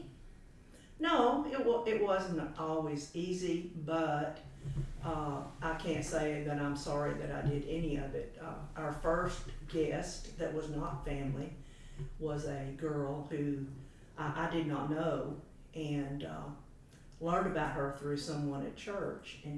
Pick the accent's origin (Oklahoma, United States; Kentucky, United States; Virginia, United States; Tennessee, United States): Tennessee, United States; Memphis; also born or lived in Chattanooga, Tennessee; uh, uh, I was born in Chattanooga but raised in Memphis